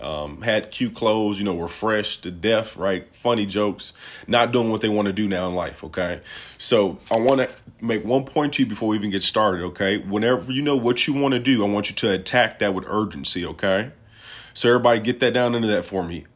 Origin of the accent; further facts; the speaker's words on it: Peoria, Illinois, United States; I'm from Peoria, Illinois